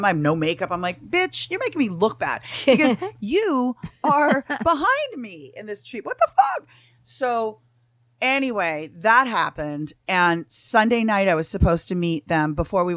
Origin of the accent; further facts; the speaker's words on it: Canada; now in Los Angeles, United States; I'm from Canada